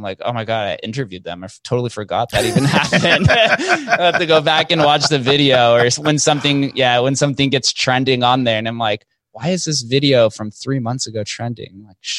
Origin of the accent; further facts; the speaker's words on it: Las Vegas, Nevada, United States; it's just kind of bred into us by the way of growing up in Vegas. You see slot machines in the grocery store growing up.